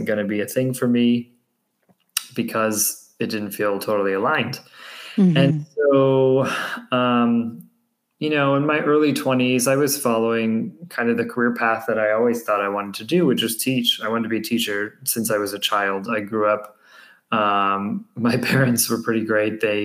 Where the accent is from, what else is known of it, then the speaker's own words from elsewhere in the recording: Massachusetts, United States; moved away as an adult; now in San Diego, United States; I grew up in Massachusetts